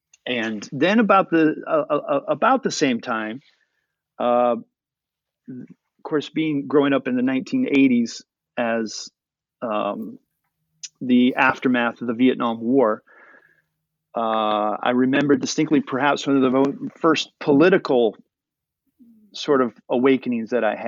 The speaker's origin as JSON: {"language": "English", "country": "United States", "tie": "born or raised there", "said": "even from a very early age, from my background and the time that I was born and the time that I was growing up in America"}